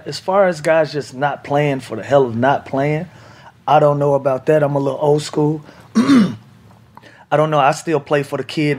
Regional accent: Atlanta, Georgia, United States; And that one was special because I was playing in my hometown, Atlanta, tore my ACL

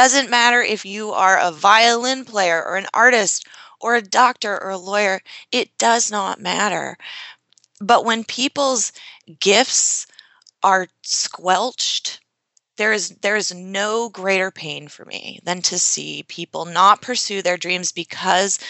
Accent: Yarmouth, Maine, United States; I grew up in Yarmouth, Maine, very small population, very small town

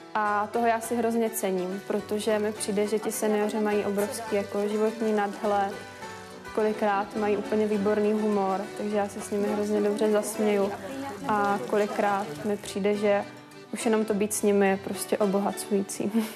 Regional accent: Brno, South Moravian Region, Czechia; moved away as an adult; now in Prague, Czech Republic; Já pocházím z Brna a do Prahy jsem přijela studovat

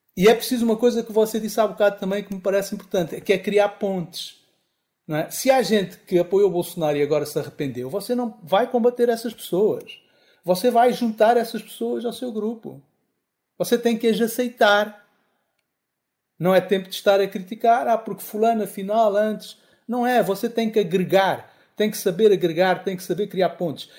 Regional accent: Angola; also born or lived in Lisbon, Portugal; sou angolano

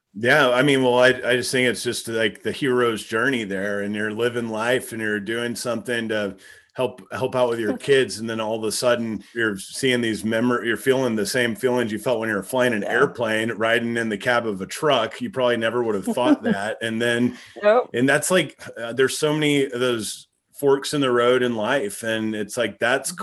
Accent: Texas, United States; growing up in Texas, my cousins all lived out in the country

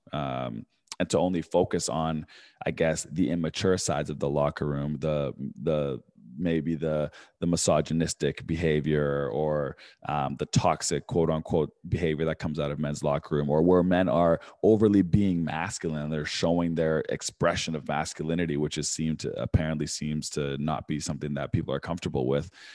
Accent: Vancouver, British Columbia, Canada; I grew up in Vancouver

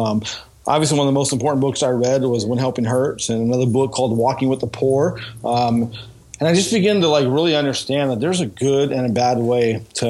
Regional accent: Northern California, United States; Like I grew up in Northern California. For those who think I was a surfer or something, I was not a surfer. I grew up in the valley where it's 110 degrees in the summertime.

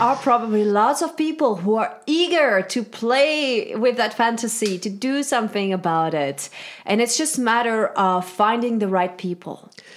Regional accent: Switzerland; now in United States; I'm from Switzerland, and I really think that this background has set um, for me, this whole, like, shame-free upbringing

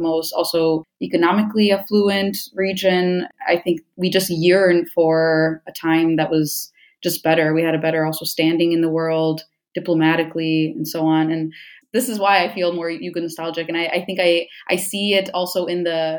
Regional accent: Detroit, Michigan, United States; first language English; moved away as an adult; also born or lived in Negotin, Serbia; now in Cologne, Germany; I grew up in the Detroit area in Michigan, and I was born in Eastern Serbia, about as far east as you can go, in a city called Negotin

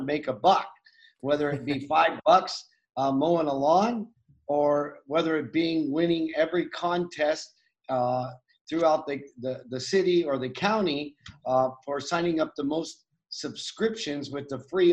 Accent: United States; I grew up with a single mom on welfare in the United States.

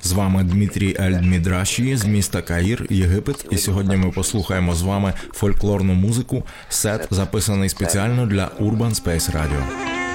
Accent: Kamianets-Podilskyi, Khmelnytskyi Oblast, Ukraine; у моєму рідному Кам'янці-Подільському

